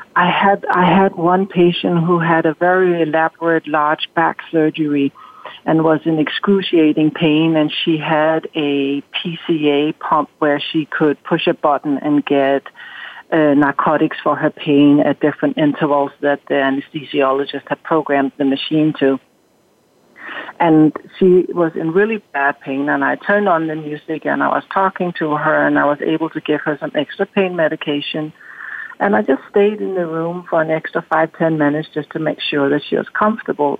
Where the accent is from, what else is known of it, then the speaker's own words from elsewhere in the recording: Denmark; moved away as an adult; now in United States; growing up in Denmark